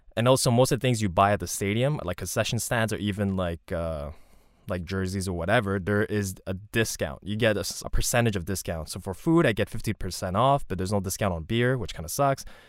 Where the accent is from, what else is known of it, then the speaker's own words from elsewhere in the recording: Montreal, Quebec, Canada; growing up in Montreal, growing up in N D G, and also going downtown quite often